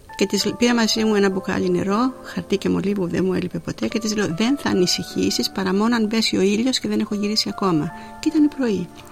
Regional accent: Zakynthos, Ionian Islands, Greece; moved away as an adult; also born or lived in Athens, Greece; now in Melbourne, Australia; Γεννήθηκα στη Ζάκυνθο, την υπέροχη και την όμορφη

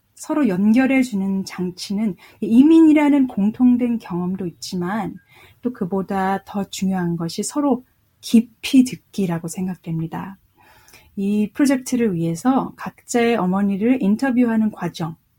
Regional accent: South Korea; also born or lived in United States; now in Melbourne, Australia; 제가 한국에서 태어나서 미국에서 재즈 공부를 했고

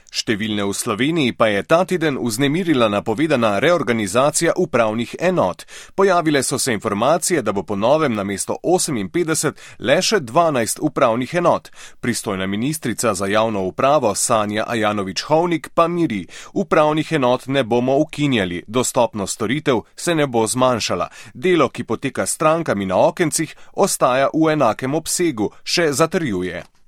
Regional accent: Slovenia

